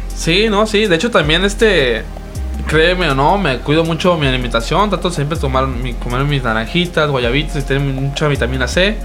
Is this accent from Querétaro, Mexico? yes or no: no; Sinaloa, Mexico; nosotros somos de Sinaloa